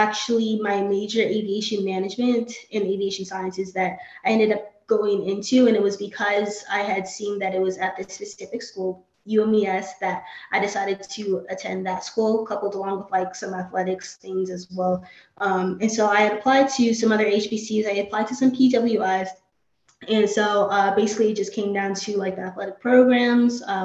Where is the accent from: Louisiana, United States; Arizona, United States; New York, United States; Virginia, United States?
Arizona, United States; Phoenix; moved away as an adult; also born or lived in Maryland; I was born and raised in Phoenix, Arizona.